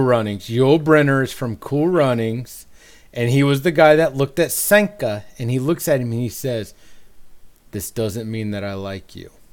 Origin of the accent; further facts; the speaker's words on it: Dayton, Ohio, United States; moved away as an adult; now in North Carolina, United States; I'm from Dayton, Ohio.